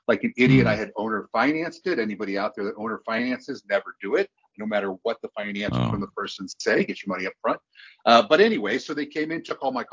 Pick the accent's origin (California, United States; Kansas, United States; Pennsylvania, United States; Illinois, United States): Illinois, United States; I was born in Illinois